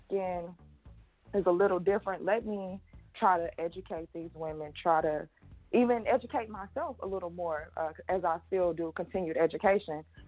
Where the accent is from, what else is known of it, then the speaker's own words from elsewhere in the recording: Atlanta, Georgia, United States; also born or lived in Houston, Texas; I'm from Atlanta, Georgia